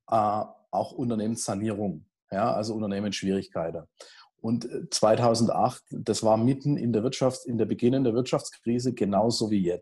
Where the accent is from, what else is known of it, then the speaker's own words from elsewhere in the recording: Heilbronn, Baden-Württemberg, Germany; also in meiner Heimatstadt bin, in, in Heilbronn und Umgebung